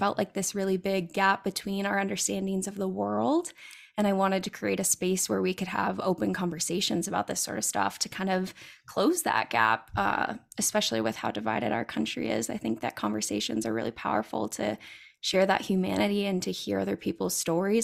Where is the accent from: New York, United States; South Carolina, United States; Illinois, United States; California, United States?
California, United States; I'm originally from California